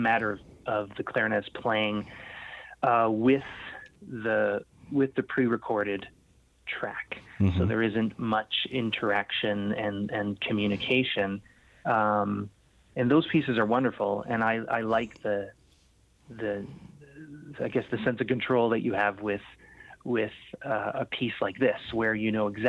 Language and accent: English; Canada; I was born in Canada, born and raised, and a Portuguese descent, so Portuguese-Canadian